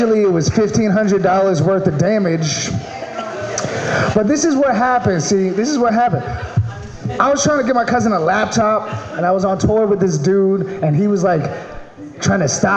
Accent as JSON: {"language": "English", "region": "Maryland", "country": "United States", "moved": "yes", "lives_now": "California, United States", "said": "I'm from Maryland"}